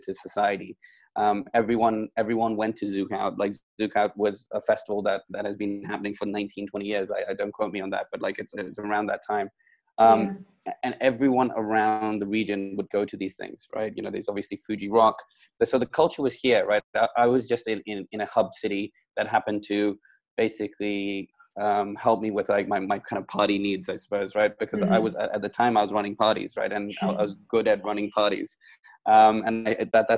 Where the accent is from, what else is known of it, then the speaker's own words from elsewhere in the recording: London, United Kingdom; moved away as an adult; now in Hong Kong; I was from London. I was in London